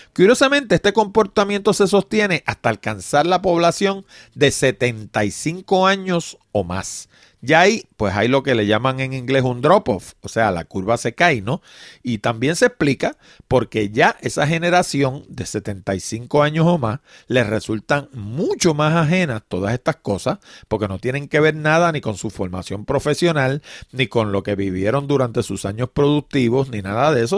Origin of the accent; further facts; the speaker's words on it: Puerto Rico; en Puerto Rico, en particular, hablo de mi país